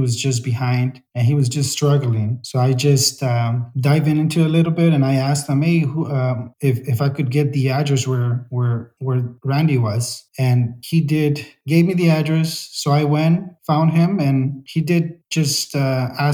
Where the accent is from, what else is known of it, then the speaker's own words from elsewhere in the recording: Salinas, California, United States; I grew up in Salinas. I've been here since they brought us to the U.S.